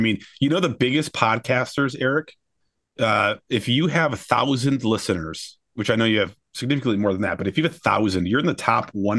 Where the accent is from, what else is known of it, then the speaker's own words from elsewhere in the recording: Michigan, United States; I grew up in the West Michigan area.